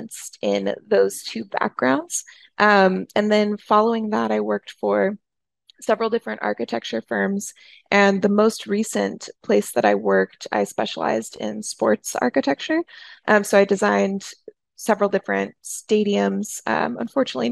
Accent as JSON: {"language": "English", "town": "St. Louis", "region": "Missouri", "country": "United States", "tie": "born or raised there", "also_born_or_lived": "Kansas / New York", "said": "I grew up in St. Louis. I just very recently moved back to St. Louis after living in different cities all over the place"}